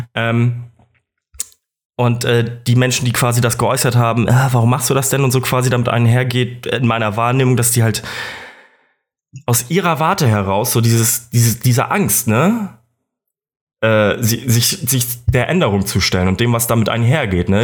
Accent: Kiel, Schleswig-Holstein, Germany; moved away as an adult; now in Munich, Germany; ich komme aus Kiel

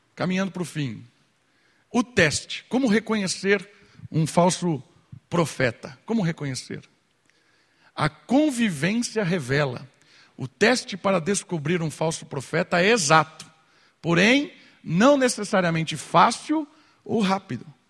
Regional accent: Brazil; a gente é brasileiro

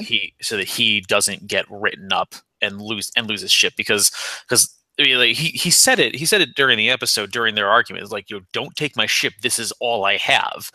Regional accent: Naugatuck, Connecticut, United States; i'm from naugatuck connecticut which is like 30 miles outside of new haven

